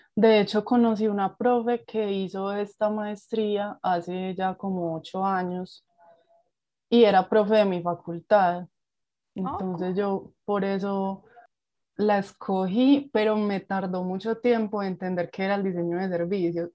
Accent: Medellín, Antioquia, Colombia; estudié en la ciudad de Medellín, de donde soy eh, originaria

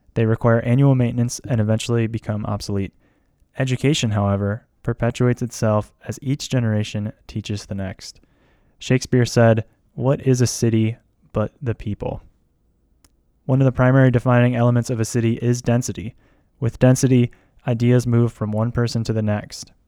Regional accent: Kalamazoo, Michigan, United States; my hometown, Kalamazoo, Michigan

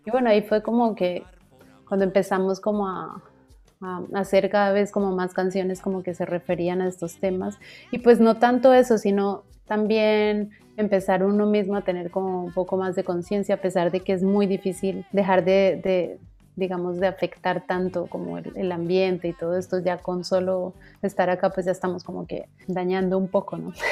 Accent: Bogotá, Colombia; born there; nací en Bogotá y Bogotá pues es como selva de cemento total.

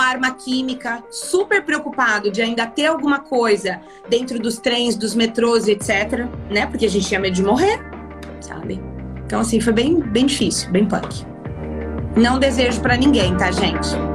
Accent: Brazil; moved away as an adult; also born or lived in United States; eu sou brasileira

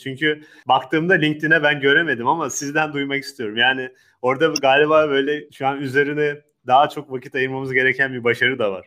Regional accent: Turkey; Türk insanı, Akdeniz insanı dediğimiz.

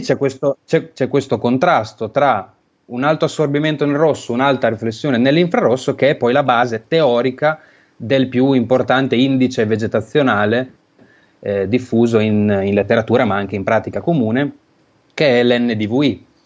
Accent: Emilia-Romagna, Italy; moved away as an adult; now in Bologna, Italy; sono romagnolo

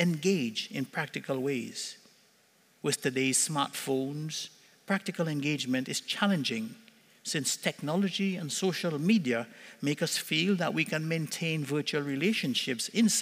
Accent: Trinidad & Tobago; now in Cornwall, Canada; When we were growing up in Trinidad as kids

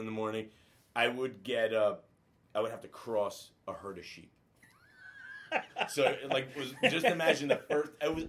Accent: Brooklyn, New York, United States; born there; also born or lived in Italy; Believe it or not, when I moved to the United States, even though I was born in Brooklyn, I had to learn how to read and write in English.

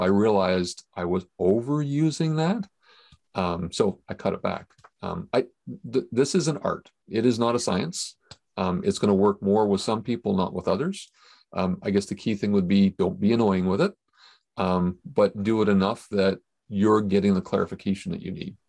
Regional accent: Canada; as a Canadian, apparently I say about differently than other people

